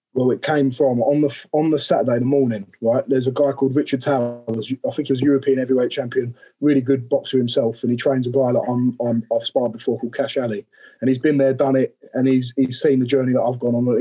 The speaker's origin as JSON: {"language": "English", "town": "Romford", "region": "London", "country": "United Kingdom", "said": "I'm from Romford"}